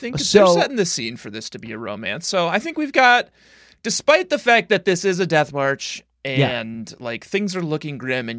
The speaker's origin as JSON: {"language": "English", "region": "Colorado", "country": "United States", "tie": "born or raised there", "said": "I grew up in Colorado."}